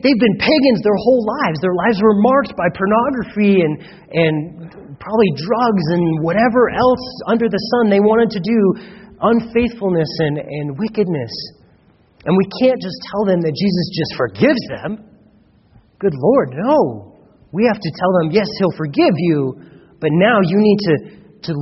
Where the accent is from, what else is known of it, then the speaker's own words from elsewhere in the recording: United States; We've grown up in America